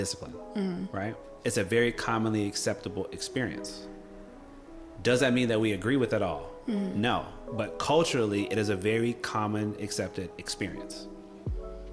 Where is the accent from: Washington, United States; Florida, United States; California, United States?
Florida, United States; Gainesville; when I was growing up, so I'm from Gainesville, Florida